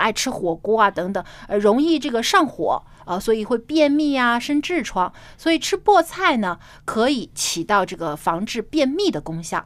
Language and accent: Chinese; Jiangsu, China; 我的家乡是在，啊，南方，江苏